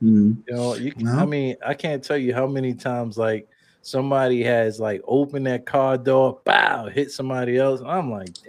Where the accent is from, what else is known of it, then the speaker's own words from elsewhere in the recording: Brooklyn, New York, United States; now in Chicago, United States; I'm from Brooklyn, New York, man.